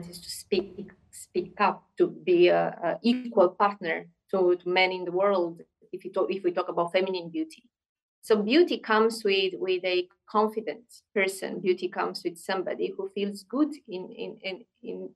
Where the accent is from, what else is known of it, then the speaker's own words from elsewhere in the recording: Romania; moved away as an adult; also born or lived in United States / Turkey / Moscow, Russia / Serbia; I'm originally from Romania, although in the last 20 years I lived in many countries